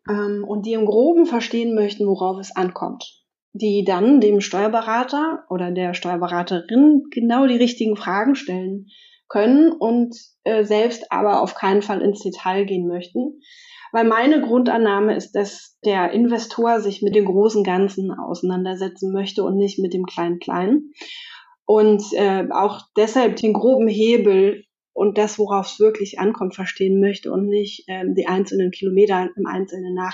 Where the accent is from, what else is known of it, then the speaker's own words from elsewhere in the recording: Potsdam, Brandenburg, Germany; ich komme aus Potsdam